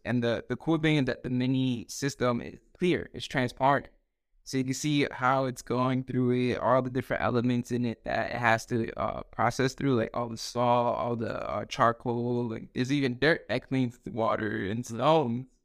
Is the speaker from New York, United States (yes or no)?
yes; New York City, New York, United States; also born or lived in Dominican Republic / New Jersey; now in North Carolina, United States; born in Queens, uh, grew up there, but then I moved actually to the Dominican Republic for, like, a few years to my grandparents